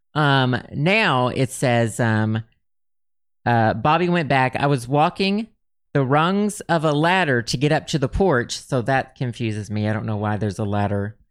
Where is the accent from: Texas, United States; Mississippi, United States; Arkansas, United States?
Arkansas, United States; I grew up in Arkansas.